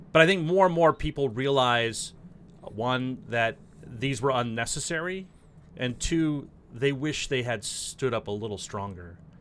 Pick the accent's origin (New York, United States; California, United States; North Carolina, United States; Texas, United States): California, United States; San Diego; also born or lived in Washington, D.C.; I'm from San Diego